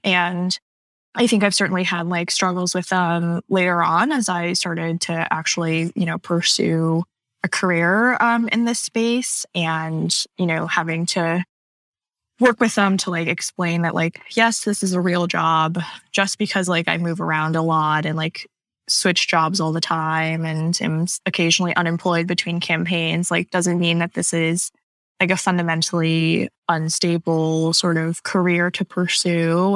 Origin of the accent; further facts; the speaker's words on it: Pearland, Texas, United States; moved away; also born or lived in Canada / California; I am mostly from um, just south of Houston, Texas. Uh, we mm-hmm. moved there when I was around six or seven, and that's where I spent most of my childhoods.